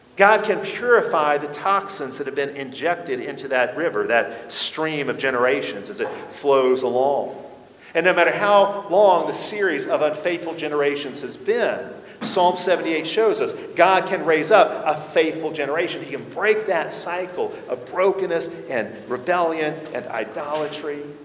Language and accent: English; the Bible Belt, United States; growing up in the Bible Belt